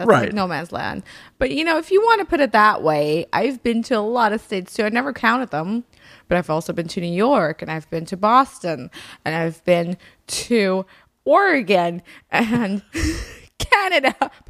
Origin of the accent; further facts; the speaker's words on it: Germany; I grew up in Germany, or I lived on and off a lot in Germany, and it was always so fucking cold.